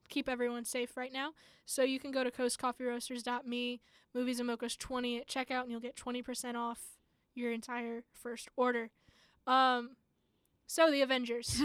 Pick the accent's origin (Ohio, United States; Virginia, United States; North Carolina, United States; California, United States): Ohio, United States; I'm from Ohio